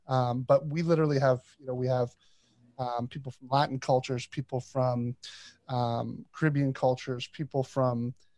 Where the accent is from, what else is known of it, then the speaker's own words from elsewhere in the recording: Toronto, Ontario, Canada; growing up in Toronto and Canada.